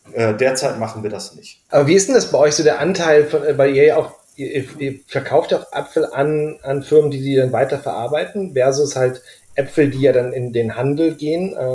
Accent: Schleswig-Holstein, Germany; ich bin selber Norddeutscher, ich komme aus Schleswig-Holstein, deswegen sage ich auch Pfannkuchen.

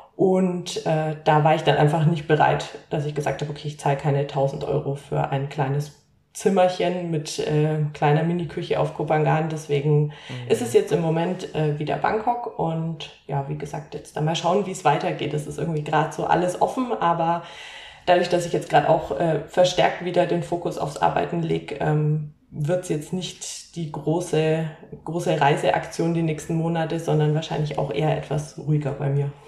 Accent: Nuremberg, Bavaria, Germany; moved away as an adult; komme ebenfalls aus, ebenfalls aus Nürnberg. Also Lisa und ich kennen uns gefühlt ewig seit der Grundschule

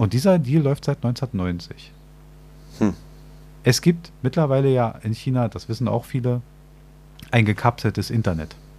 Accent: Berlin, Germany; als Berliner wissen wir das sehr genau

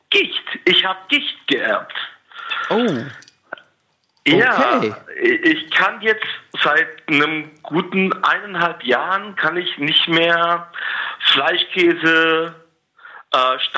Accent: Tyrol, Austria; Ich komme aus Tirol.

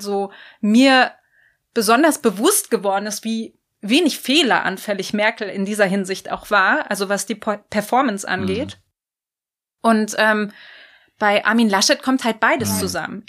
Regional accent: North Rhine-Westphalia, Germany; ich komme selber auch aus Nordrhein-Westfalen

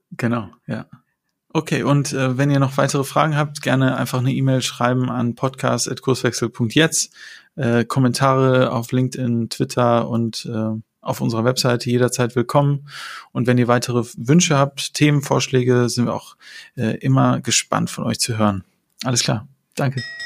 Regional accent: Germany; zu Hause hier so in Deutschland und Europa

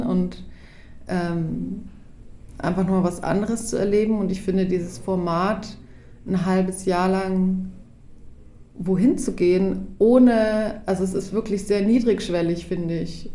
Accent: Hof, Bavaria, Germany; moved away as an adult; also born or lived in Berlin; now in Lichtensteig, Switzerland; ursprünglich komme ich aus Hof. Das ist eine Kleinstadt ganz oben in Bayern, in Franken, Oberfranken.

